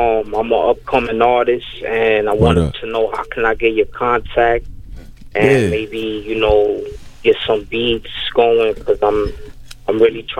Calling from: New York City, New York, United States; Calling out of Inwood Heights, Washington Heights.

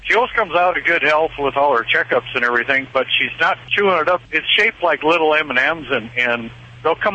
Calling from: South Dakota, United States; Uh, well, I'm from South Dakota.

